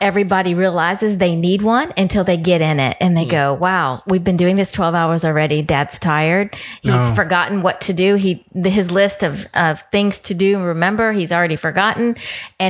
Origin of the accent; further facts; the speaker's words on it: Houston, Texas, United States; I grew up here in Houston, so I grew up on the north side